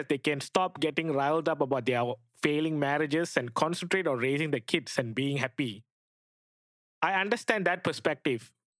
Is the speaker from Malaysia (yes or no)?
yes; Malaysia; prenuptial agreements are not recognized by Malaysia, my home country.